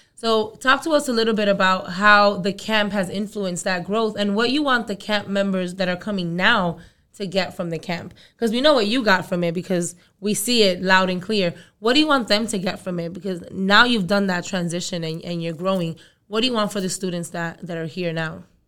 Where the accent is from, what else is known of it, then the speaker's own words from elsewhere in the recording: New York City, New York, United States; also born or lived in Dominican Republic; I was born in the Dominican Republic. I'm from Brooklyn